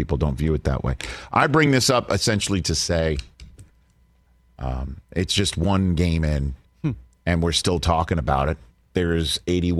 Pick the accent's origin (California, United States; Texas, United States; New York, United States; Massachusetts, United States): New York, United States; New York City; now in Los Angeles, United States; my hometown of New York City